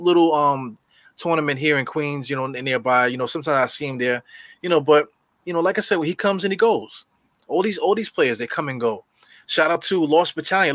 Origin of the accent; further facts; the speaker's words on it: New York City, New York, United States; growing up in New York